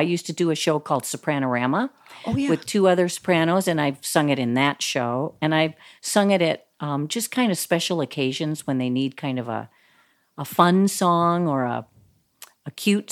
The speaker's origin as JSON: {"language": "English", "region": "Iowa", "country": "United States", "tie": "born or raised there", "moved": "as an adult", "lives_now": "Minnesota, United States", "said": "I was born and raised in Iowa and went to the University of Iowa"}